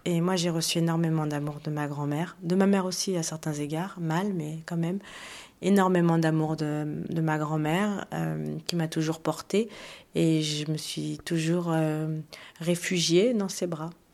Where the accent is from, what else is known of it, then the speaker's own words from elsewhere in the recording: France; chez nous en France